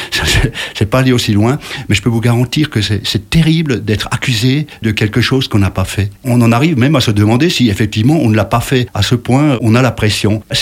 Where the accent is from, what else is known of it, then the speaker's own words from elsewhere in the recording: Munster, Grand Est, France; moi je suis originaire de Münster aussi